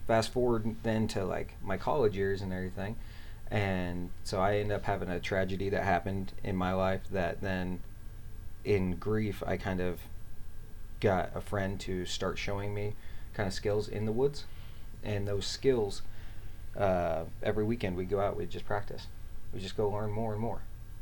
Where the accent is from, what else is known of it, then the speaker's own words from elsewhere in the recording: Liberty, Missouri, United States; I grew up in Missouri, actually, a little town called, well, it's not little anymore. It's grown a lot, but called Liberty